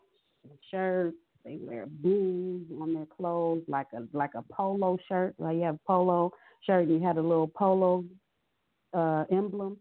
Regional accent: Los Angeles, California, United States; I'm born and raised in Los Angeles, California.

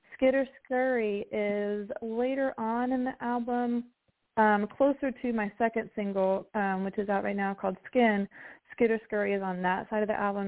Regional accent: West Virginia, United States; moved away; growing up in West Virginia

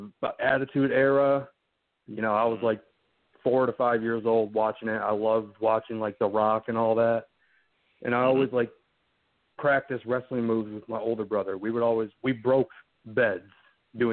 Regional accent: Milwaukee, Wisconsin, United States; Well, growing up, I grew up in Milwaukee, Wisconsin. You know, thank God I don't have a northern accent like everybody else

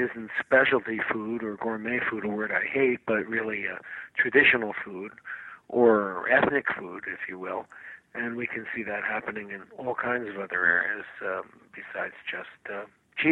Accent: United States; as an American

